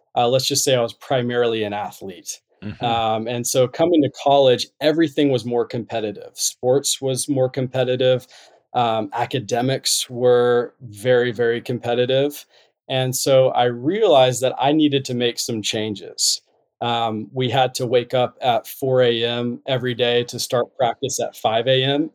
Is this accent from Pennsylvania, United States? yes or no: no; North Carolina, United States; moved away as an adult; also born or lived in Utah; I'm originally from North Carolina.